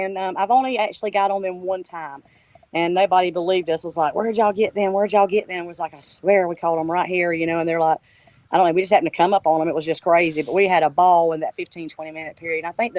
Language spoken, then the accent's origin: English; South Georgia, United States; accent: southern twang; I'm from South Georgia, as you can tell from my accent.